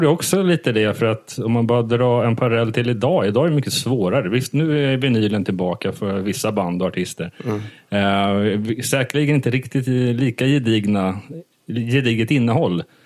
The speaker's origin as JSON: {"language": "Swedish", "region": "Småland", "country": "Sweden", "moved": "yes", "lives_now": "Stockholm, Sweden", "said": "jag kommer från Småland"}